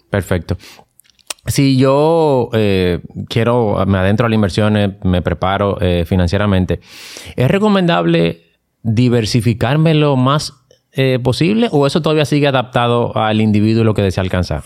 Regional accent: Dominican Republic; Nosotros como dominicanos estamos, no estamos acostumbrados a exigir nuestros ah. derechos

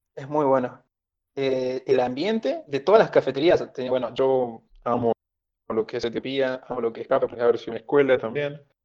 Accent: Perico, Jujuy, Argentina; Me crié en la, en la ciudad de Perico, pero luego me mudé ya un poco más grande para San Salvador de Jujuy

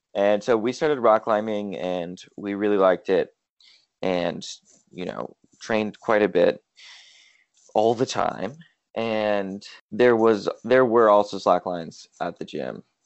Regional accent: El Cerrito, California, United States; I grew up in in El Cerrito, California, which is just north of Berkeley in the Bay Area

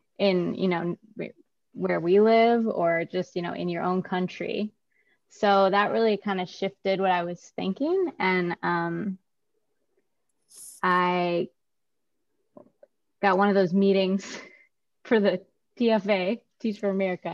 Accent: Wisconsin, United States; moved away as an adult; now in Oakland, United States; I'm from that other state that everybody flies over, as you call it, the flyover states, Wisconsin. So, yeah. I grew up in Wisconsin

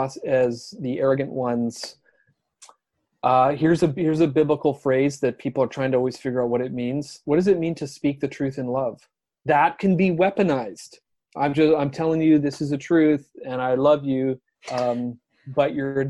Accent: Canada; I'm a Canadian, teach social studies

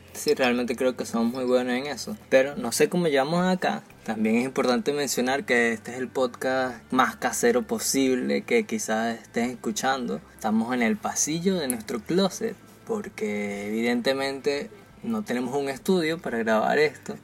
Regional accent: Venezuela; now in Barranquilla, Colombia; Somos una pareja de jóvenes venezolanos, parte de la diáspora venezolana, y nos ubicamos en la ciudad de Barranquilla, en Colombia

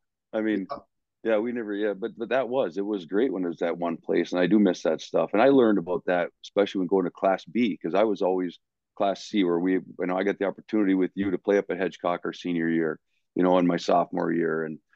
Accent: White Pine, Michigan, United States; now in Kingsford, United States; growing up in White Pine

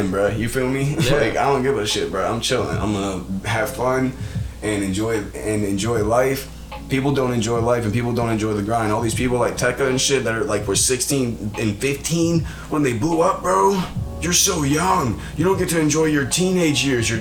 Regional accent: Atlanta, Georgia, United States; born or raised there; now in Pittsburgh, United States

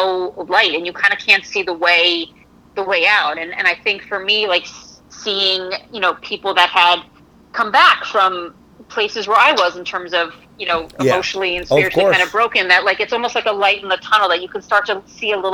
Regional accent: Connecticut, United States; I'm from Connecticut, not Kentucky

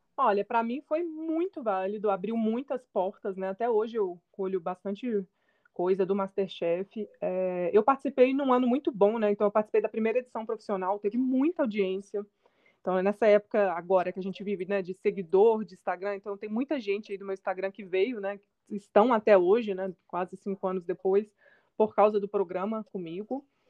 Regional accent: Belo Horizonte, Minas Gerais, Brazil; eu sou de Belo Horizonte, Minas Gerais

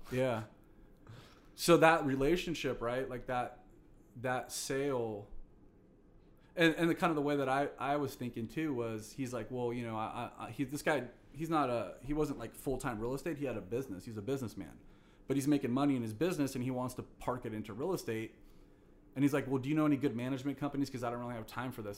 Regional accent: Fresno, California, United States; also born or lived in Long Beach; I'm a born and raised Fresno guy. So I went to Bullard High School. You know, been born and raised in Fresno in the Valley

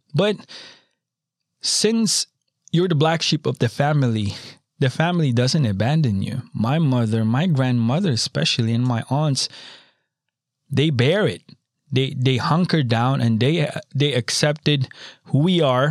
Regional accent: Philippines; moved away; I'm a tropical boy. I was born in the Philippines

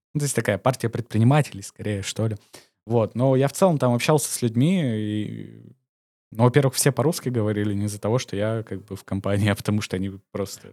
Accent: Omsk, Omsk Oblast, Russia; moved away as an adult; also born or lived in Georgia / Turkey / Spain; now in Montenegro; я сам из Омска.

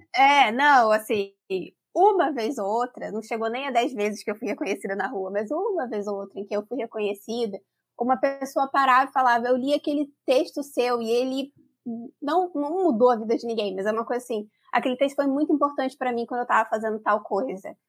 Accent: Rio de Janeiro, Brazil; accent: carioca; eu sou carioca, acho que as pessoas vão perceber pelo sotaque. É, eu nasci e fui criada no subúrbio do Rio de Janeiro

